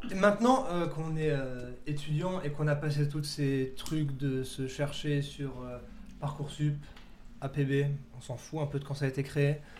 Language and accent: French; Dabo, Grand Est, France; je viens de Dabo, petit village à 40 minutes euh, de Strasbourg, une heure de Strasbourg